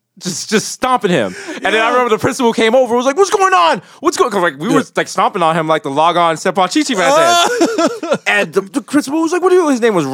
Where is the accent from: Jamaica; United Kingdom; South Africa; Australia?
Jamaica; now in New York, United States; As a Jamaican